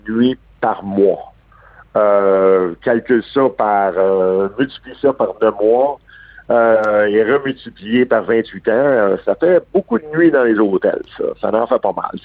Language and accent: French; Montreal, Quebec, Canada; j'ai grandi. Euh, je suis né à Verdun un gars de Verdun, c'est à 5e avenue